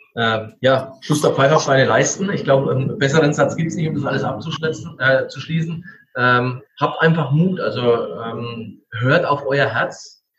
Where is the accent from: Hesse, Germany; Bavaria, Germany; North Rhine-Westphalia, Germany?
Bavaria, Germany; Franconia; bei uns in Franken